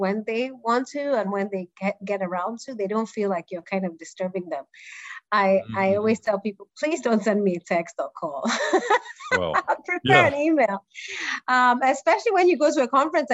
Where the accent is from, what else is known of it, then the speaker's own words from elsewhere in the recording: Enugu, Enugu State, Nigeria; moved away; also born or lived in United States; I grew up in Enugu, in the southeastern part of Nigeria.